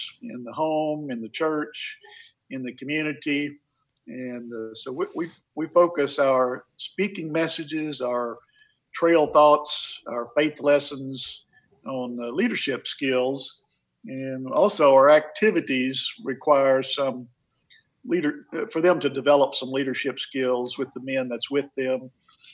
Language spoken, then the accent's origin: English; Ozark Mountains, Arkansas, United States; growing up in the Ozarks, in the Ozark Mountains in Arkansas, in an area known as the Leatherwoods